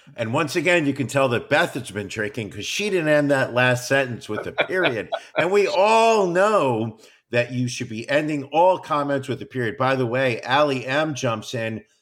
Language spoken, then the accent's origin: English; United States; as an American